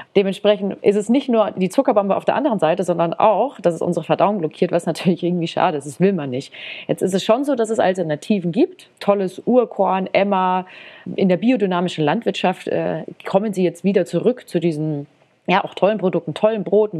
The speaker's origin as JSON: {"language": "German", "country": "Germany", "said": "bei uns in Deutschland"}